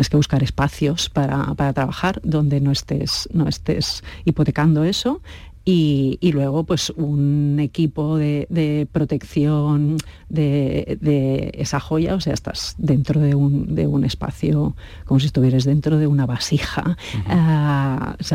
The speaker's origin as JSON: {"language": "Spanish", "country": "Spain", "said": "nosotros somos españoles, el equipo es español"}